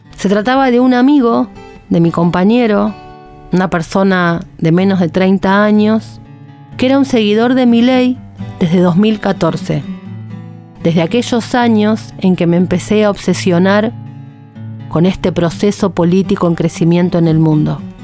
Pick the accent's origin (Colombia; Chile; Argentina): Argentina; Ciudad Evita, Buenos Aires Province; me crié en Ciudad Evita